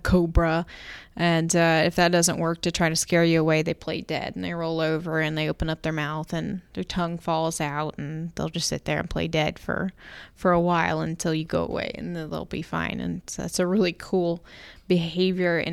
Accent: Jacksonville, Florida, United States; I grew up in Jacksonville, Florida

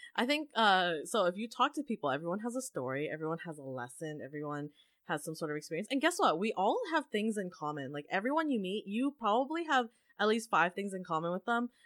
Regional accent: Canada; also born or lived in Asia; being Canadian

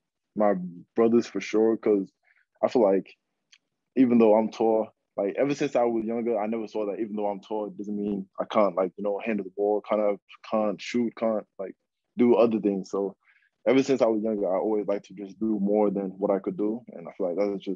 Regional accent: Sydney, New South Wales, Australia; I'm born and raised in Sydney

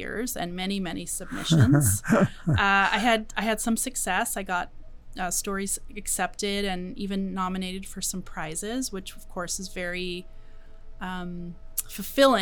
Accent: West Sonoma County, California, United States; I grew up in Sonoma County, West Sonoma County

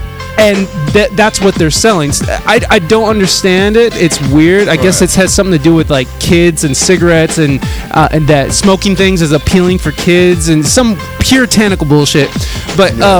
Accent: Toledo, Ohio, United States; also born or lived in Adrian, Michigan / San Diego; now in Toledo, United States; I grew up in Toledo, but like I've been in San Diego for the last

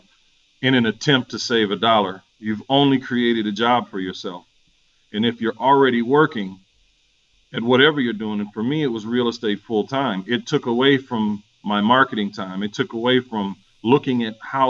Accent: St. Paul, Minnesota, United States; moved away as an adult; now in Atlanta, United States; I'm originally from St. Paul, Minnesota. This has been home since 96 for me.

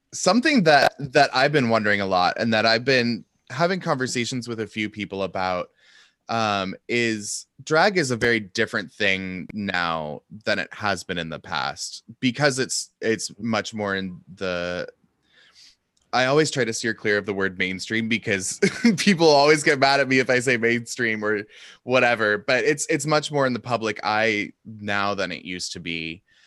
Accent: Seattle, Washington, United States; I grew up in Seattle and so I kind of grew up in that the West Coast liberal bubble

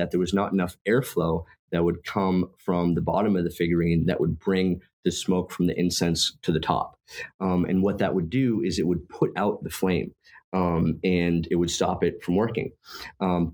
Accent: Maine, United States; moved away as an adult; also born or lived in Germany / California; I was working in Maine, where I'm from

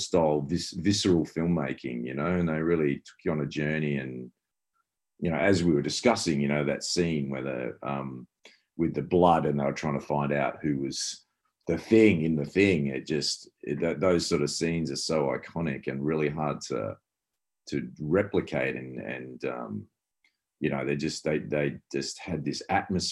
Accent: Perth, Western Australia, Australia; growing up in Perth, West Australia

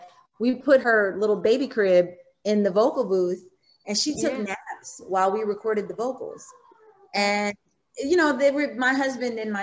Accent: Missouri, United States; I'm from Missouri, I grew up in Missouri

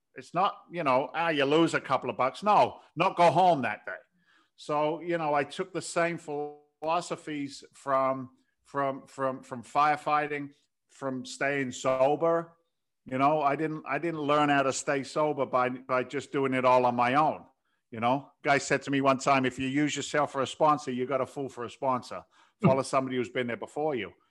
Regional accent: London, United Kingdom; moved away as an adult; also born or lived in New York City; now in United States; in eighty-six, I came from London, so I'm an im, I'm an immigrant to the country

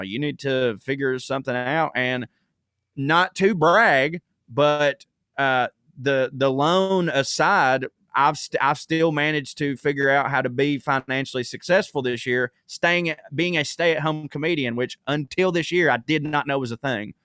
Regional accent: the South, United States; we're both from the South

